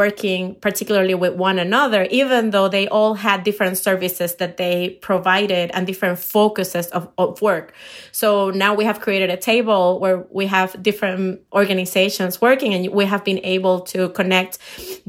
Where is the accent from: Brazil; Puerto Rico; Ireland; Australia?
Puerto Rico; English is a second language; moved away as an adult; now in Chicago, United States; I'm from Puerto Rico